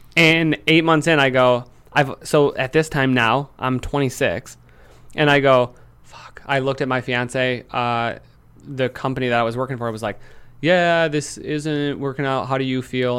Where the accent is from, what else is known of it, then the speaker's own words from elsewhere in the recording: Lansing, Michigan, United States; I'm from Michigan. I'm from Lansing